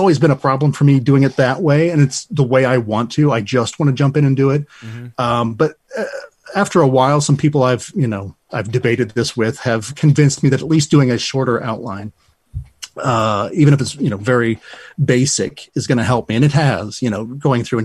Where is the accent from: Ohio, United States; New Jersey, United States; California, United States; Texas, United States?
Ohio, United States; Lima; also born or lived in Toledo, Ohio; My hometown is Lyme, Ohio